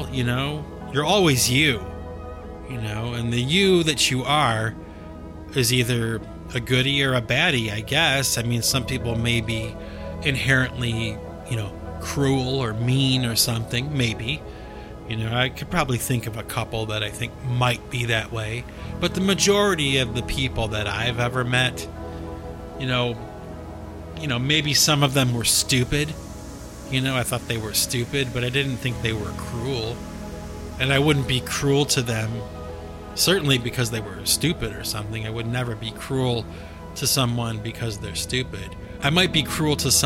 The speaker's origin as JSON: {"language": "English", "town": "Cleveland", "region": "Ohio", "country": "United States", "tie": "born or raised there", "moved": "yes", "said": "Cleveland, Ohio, where I was born and raised"}